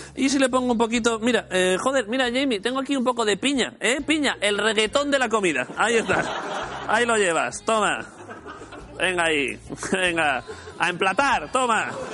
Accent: Jaén, Andalusia, Spain; soy de Jaén

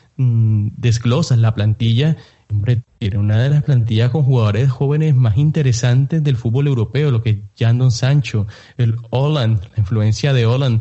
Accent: Colombia; now in United States; en Colombia, yo soy de Colombia, vivo aquí en los Estados Unidos, pero yo soy colombiano.

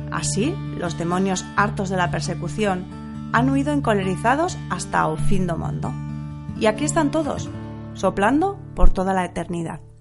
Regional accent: San Sebastián, Basque Country, Spain; nosotros, pues que somos de Donosti y nos solemos acercar bastantes veces a la Zurriola y a Zarauz

